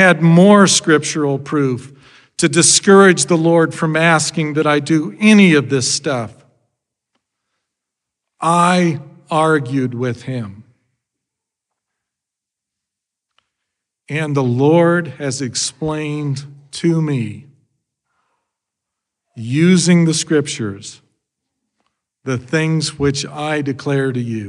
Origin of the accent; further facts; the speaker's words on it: Idaho, United States; growing up in Idaho